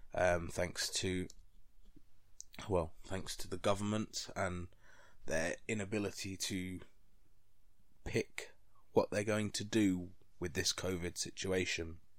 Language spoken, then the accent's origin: English; London, United Kingdom; moved away as an adult; now in Grimsby, United Kingdom; I'm from London